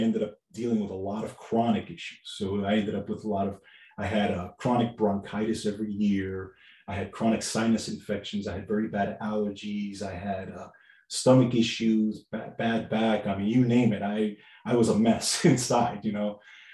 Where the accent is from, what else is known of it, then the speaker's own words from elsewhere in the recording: New York City, New York, United States; I grew up in New York, Bronx